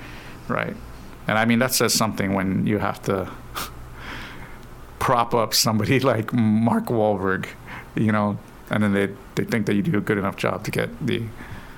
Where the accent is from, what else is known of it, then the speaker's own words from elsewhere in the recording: Guam; I'm from Guam